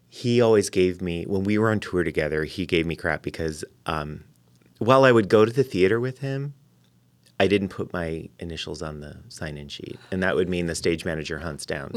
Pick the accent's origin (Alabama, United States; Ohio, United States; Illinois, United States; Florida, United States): Ohio, United States; Lorain; also born or lived in Cincinnati; I grew up near Cleveland